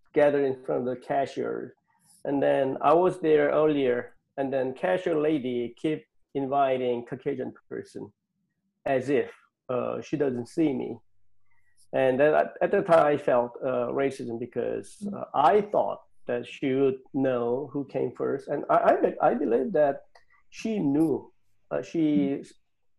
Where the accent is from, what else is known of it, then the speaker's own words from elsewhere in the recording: Seoul, South Korea; moved away as an adult; now in United States; I was born in Seoul, Korea, South Korea. And then I came here to the United States when I was 23